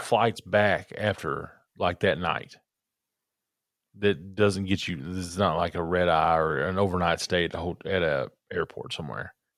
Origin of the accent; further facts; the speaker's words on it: Kentucky, United States; I'm from Kentucky.